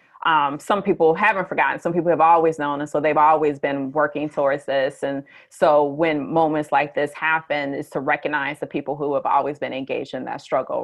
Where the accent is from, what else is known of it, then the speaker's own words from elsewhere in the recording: Detroit, Michigan, United States; now in Lawrence, United States; I'm from the Detroit area in Michigan